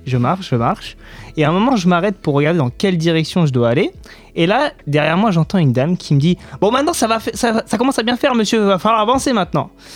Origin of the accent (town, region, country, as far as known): Essonne, Île-de-France, France